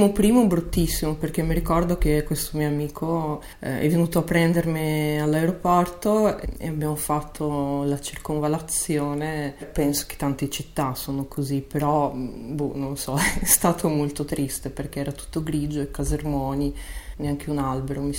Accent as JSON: {"language": "Italian", "town": "Chisinau", "country": "Moldova", "tie": "born or raised there", "second_language": "Italian", "moved": "as an adult", "lives_now": "Milan, Italy", "said": "sono nata a Kishinev, che beh, questa è la versione russa del, del, nome"}